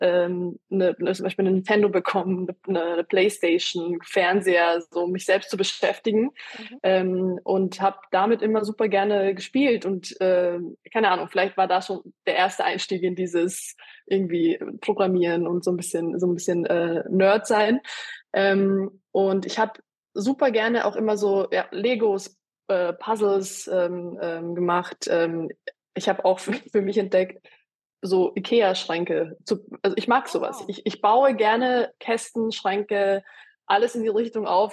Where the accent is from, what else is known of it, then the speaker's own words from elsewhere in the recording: Austria; moved away; ich bin in Österreich geboren und aufgewachsen